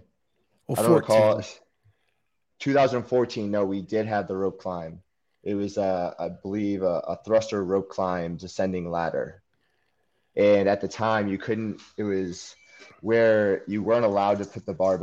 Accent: New Hampshire, United States; moved away; I'm originally from New Hampshire

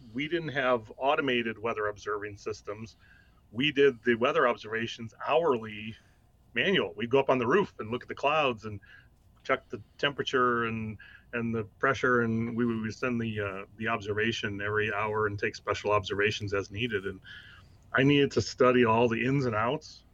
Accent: Wisconsin, United States; moved away as an adult; also born or lived in Central Illinois; now in Lincoln, Illinois, United States; I'm originally from Wisconsin, and at the time, actually, my goal was to get back home to Wisconsin, mm-hmm. But Central Illinois became home, and I'll tell you, I knew, obviously, growing up in Wisconsin

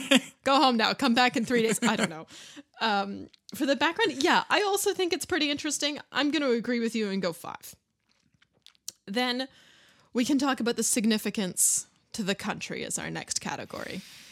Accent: Canada; We're Canadian, so we know all about it.

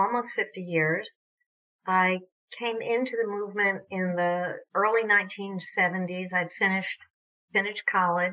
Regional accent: New York, United States; moved away as an adult; also born or lived in Vermont; I grew up in New York, but lived in Vermont for most of my adult life

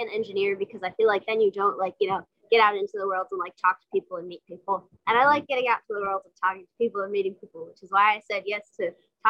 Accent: New York, United States; I'm from New York.

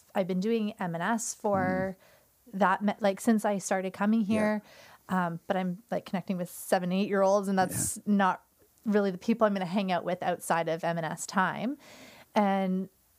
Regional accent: Newmarket, Ontario, Canada; now in St. Catharines, Canada; So I'm originally from Newmarket. I was born and raised there and ended up moving to St. Catharines to go to Brock.

